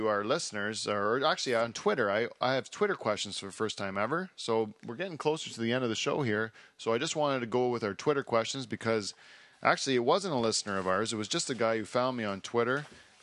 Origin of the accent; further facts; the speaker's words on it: Canada; as a Canadian